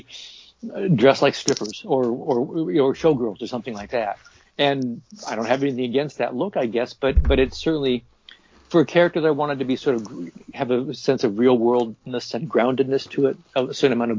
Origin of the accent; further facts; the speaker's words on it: Portland, Oregon, United States; moved away as an adult; also born or lived in New Jersey; I moved back to Portland, Oregon, which is my hometown